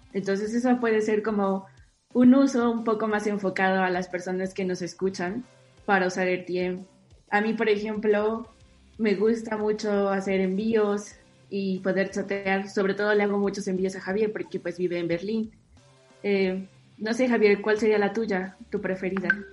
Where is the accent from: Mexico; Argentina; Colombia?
Mexico; yo como usuaria mexicana